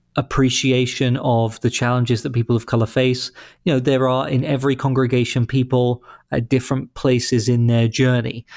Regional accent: London, United Kingdom; moved away as an adult; also born or lived in Boston; now in St. Louis, United States; London, which is where I grew up

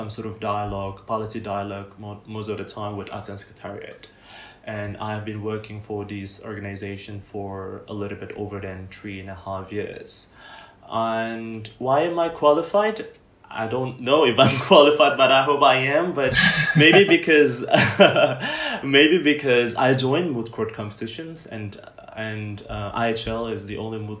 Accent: Bandung, West Java, Indonesia; I'm originally from Bandung

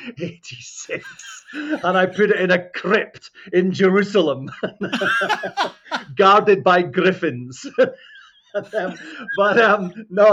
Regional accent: Scotland, United Kingdom; accent: Scottish; moved away as an adult; also born or lived in Nova Scotia, Canada / Toronto, Canada; I'm Scottish

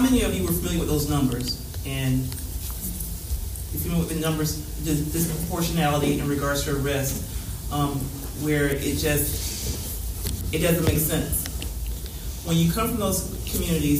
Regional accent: Oviedo, Florida, United States; I grew up in Oviedo, which is out in the country in Florida

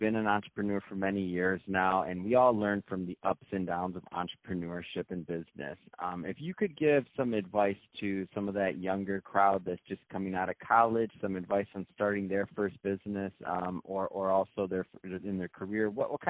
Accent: Midwest, United States; if you would have lived in the Midwest like myself growing up

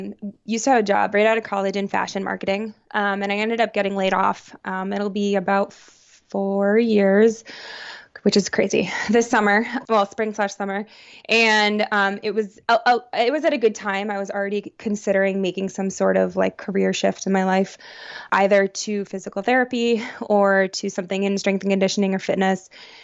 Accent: New York, United States; now in New Haven, United States; I grew up outside of Syracuse, New York, so I have a lot of central New York pride. But I currently reside right outside of New Haven, Connecticut.

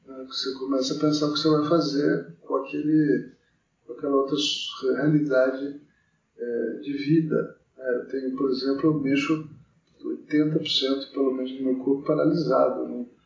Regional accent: Mogi das Cruzes, São Paulo, Brazil; now in São Paulo, Brazil; eu tenho 57 anos, nasci em 1963, é, em Mogi das Cruzes, estudei em colégio público e entrei na faculdade aqui em São Paulo.

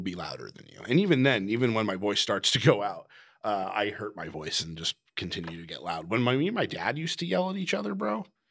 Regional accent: Sacramento, California, United States; growing up in the Sacramento hardcore scene

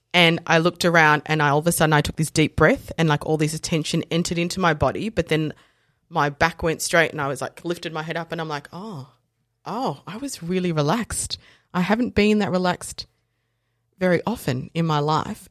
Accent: Dandenong, Victoria, Australia; also born or lived in South Africa / Japan; I grew up in Dandenong and Fountain Gate and Willis Hill

